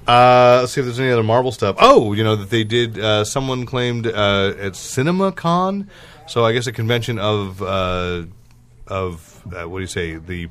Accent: Manteca, California, United States; I was born in the Central Valley

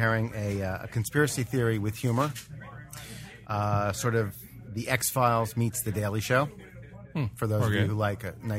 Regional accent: New Jersey, United States; moved away; I hail from New Jersey

